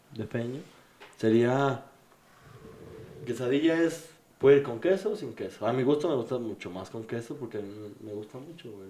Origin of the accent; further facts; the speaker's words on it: Mexico City, Mexico; Yo soy del DF